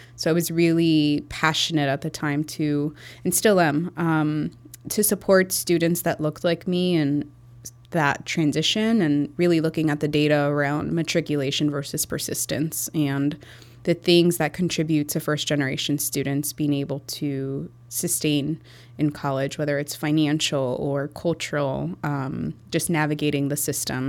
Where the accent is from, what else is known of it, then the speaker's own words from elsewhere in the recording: Chicago, Illinois, United States; also born or lived in Iowa; I was born and raised in Chicago, um, near Pulaski and Armitage, Hermosa, or near Humboldt Park